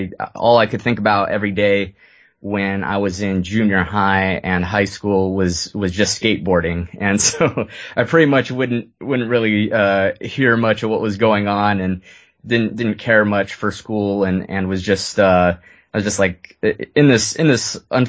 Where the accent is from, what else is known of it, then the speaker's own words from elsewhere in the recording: Lewiston, Maine, United States; born there; But anyways, I was born in Lewiston, Maine